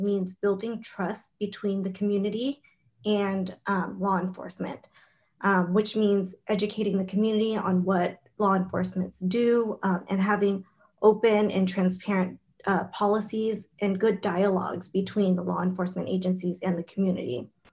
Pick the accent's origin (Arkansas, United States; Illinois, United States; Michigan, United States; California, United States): California, United States; San Jose; I am born and raised in San Jose